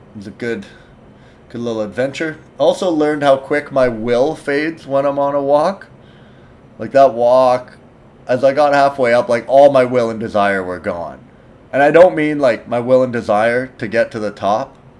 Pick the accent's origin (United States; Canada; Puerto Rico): Canada; I'm Canadian